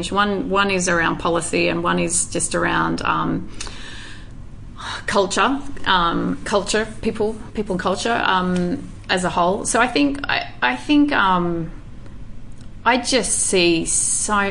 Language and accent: English; Indonesia; and obviously growing up in Indonesia as well.